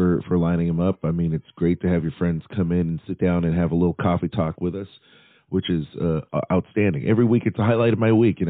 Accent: Nashville, Tennessee, United States; it's my hometown

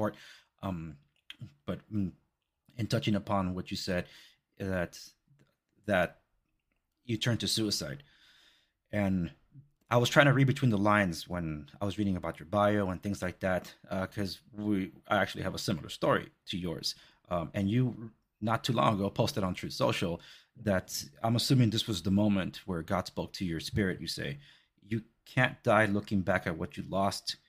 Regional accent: Los Angeles, California, United States; moved away; I come from Compton and Watts

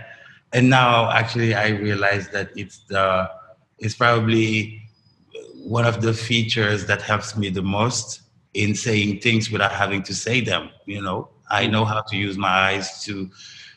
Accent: Dakar, Senegal; I grew up in Dakar, but like in the best of Dakar

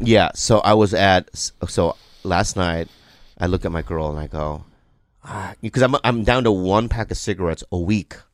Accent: San Diego, California, United States; I grew up in San Diego

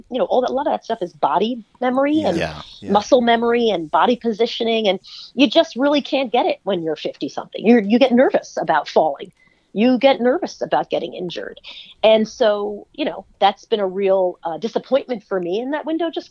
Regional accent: Long Island, New York, United States; I grew up in Long Island

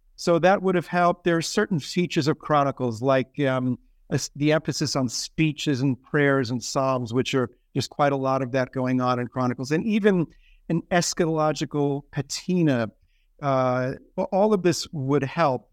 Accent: New York City, New York, United States; moved away as an adult; also born or lived in Afghanistan; now in Philadelphia, United States; I'm from New York City originally, uh, grew up in Staten Island

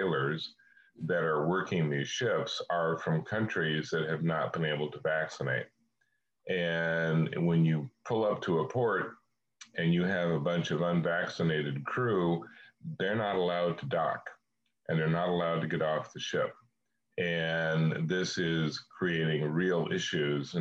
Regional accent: Kansas, United States; I'm from Kansas

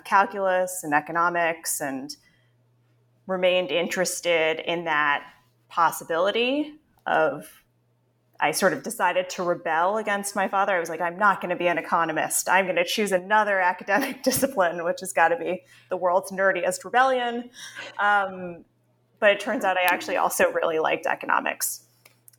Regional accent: New York City, New York, United States; I am very proudly a native of New York City. I grew up on the Upper West Side of Manhattan

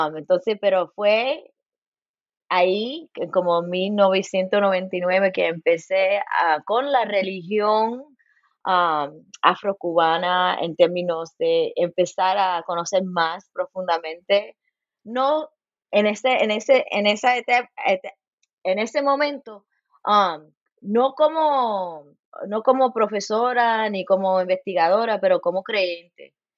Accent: Los Angeles, California, United States; now in Bloomington, United States; Nací en Los Ángeles. Mi mamá es cubana y mi padre puertorriqueño. Y ahí en California, en nuestro hogar

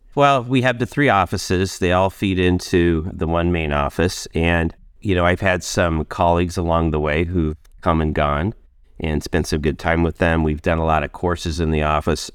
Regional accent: northeastern Arizona, United States; moved away as an adult; also born or lived in Indiana / Minneapolis / Miami; I grew up in Indiana, and age five, moved to Arizona, where I lived in northeastern Arizona, just off the Navajo Indian Reservation

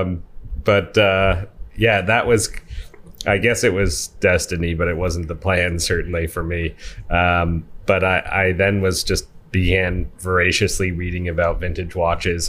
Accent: Manitowoc, Wisconsin, United States; when I was in growing up in Manitowoc, Wisconsin

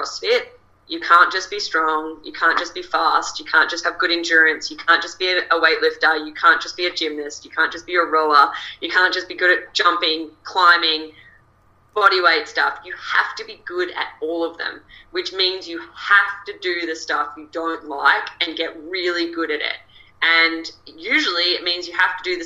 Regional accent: Australia; accent: Australian

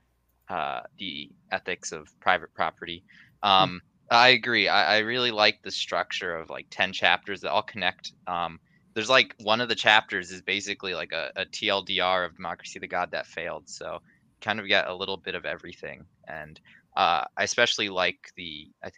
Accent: New Jersey, United States; I'm from New Jersey

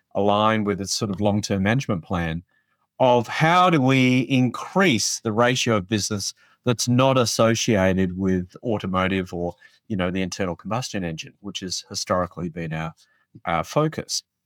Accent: Australia; moved away; I grew up in Australia, um, so I do have an accent

